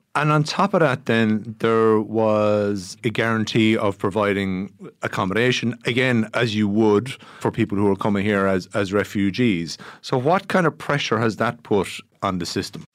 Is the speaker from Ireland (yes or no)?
yes; Ireland; we, as Irish people